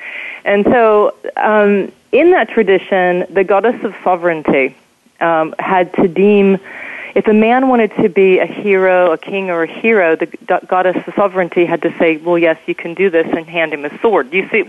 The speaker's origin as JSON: {"language": "English", "region": "the South", "country": "United States", "said": "I was from the South and somehow got a fellowship to Columbia University. I was one of the only, I think I was the only Southerner there"}